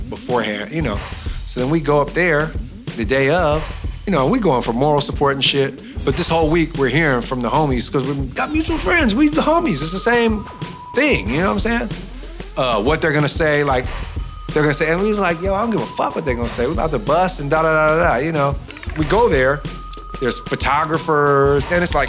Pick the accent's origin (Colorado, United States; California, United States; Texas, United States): California, United States; Oakland; we're men from East Oakland who grew up in the worst era of the most dangerous era of East Oakland